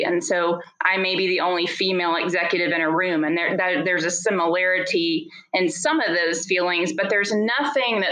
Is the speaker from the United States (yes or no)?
yes; the South, United States; I grew up in the South